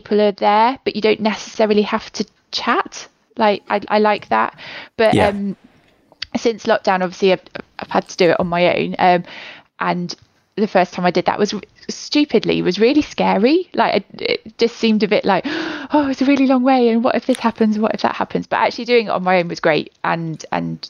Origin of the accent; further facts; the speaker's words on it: Leicester, East Midlands, United Kingdom; moved away as an adult; also born or lived in Nottingham; now in Newcastle, United Kingdom; I'm from Leicester originally.